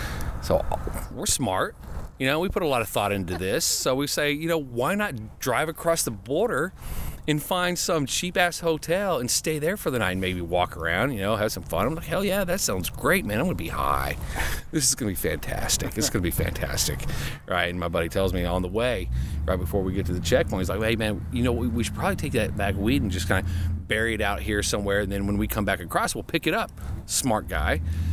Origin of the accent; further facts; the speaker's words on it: United States; we got to cross back over into U.S., into my home country, the fatherland.